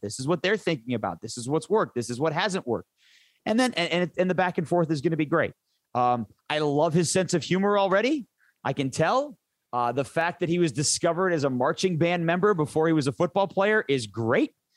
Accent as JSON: {"language": "English", "town": "Detroit", "region": "Michigan", "country": "United States", "tie": "born or raised there", "moved": "yes", "said": "I grew up in Michigan, in suburban Detroit"}